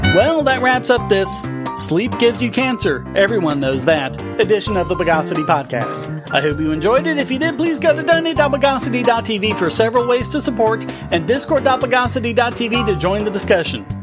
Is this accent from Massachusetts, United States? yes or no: no; North Carolina, United States